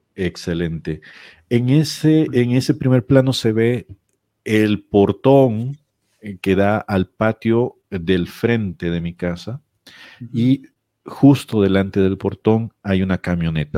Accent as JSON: {"language": "Spanish", "region": "San Salvador", "country": "El Salvador", "also_born_or_lived": "El Paso, United States", "moved": "as an adult", "lives_now": "Ciudad Juárez, Mexico", "said": "San Salvador sobre todo, que es de donde yo soy"}